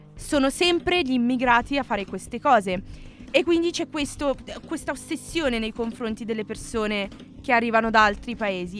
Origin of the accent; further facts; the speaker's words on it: Milan, Lombardy, Italy; sono nata qui, sono cresciuta qui, sono sempre stata qui milanese